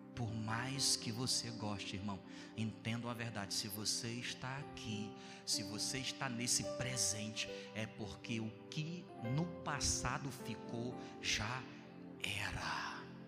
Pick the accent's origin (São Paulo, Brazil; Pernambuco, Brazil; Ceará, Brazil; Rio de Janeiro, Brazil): Ceará, Brazil; also born or lived in Bom Jardim; eu sou do Ceará